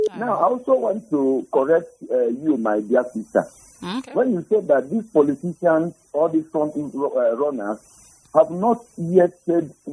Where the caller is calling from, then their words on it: Jos, Plateau, Nigeria; I'm calling you from Jos.